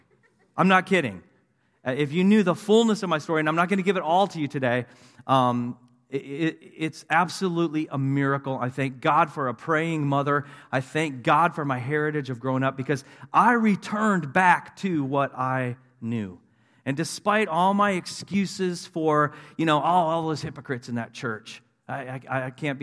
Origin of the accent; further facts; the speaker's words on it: Tulsa, Oklahoma, United States; also born or lived in Wisconsin / Springfield, Missouri; I grew up in Tulsa, Oklahoma. Actually, Wisconsin first, but then Tulsa, Oklahoma, when I was about 10 years old